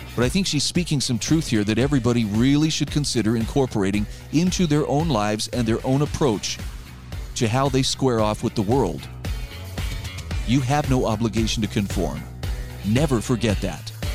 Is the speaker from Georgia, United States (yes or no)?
no; Utah, United States; my home state of Utah